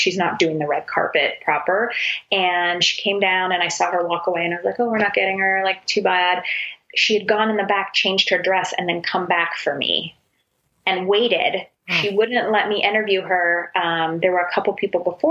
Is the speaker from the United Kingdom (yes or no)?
no; Canada; I'm Canadian